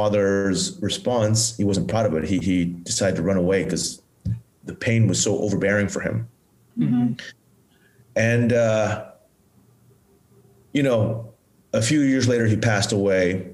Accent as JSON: {"language": "English", "region": "Bangkok", "country": "Thailand", "tie": "born or raised there", "also_born_or_lived": "Pattaya, Thailand / United States", "moved": "yes", "said": "I grew up in Thailand and I grew up in a well-to-do family when I was a young child. And my mom was a homemaker. I had a younger brother and we lived in Bangkok"}